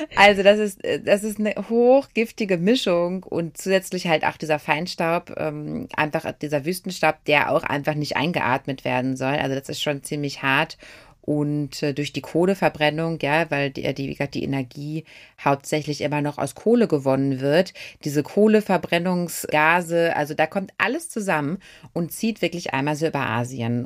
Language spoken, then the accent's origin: German; Ruhr area, North Rhine-Westphalia, Germany; wir kommen ja aus dem Ruhrgebiet